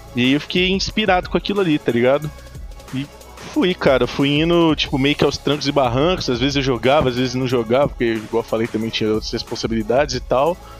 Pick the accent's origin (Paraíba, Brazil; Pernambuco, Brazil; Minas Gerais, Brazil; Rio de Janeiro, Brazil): Minas Gerais, Brazil; Ouro Branco; Eu sou de Minas, de Ouro Branco, Minas Gerais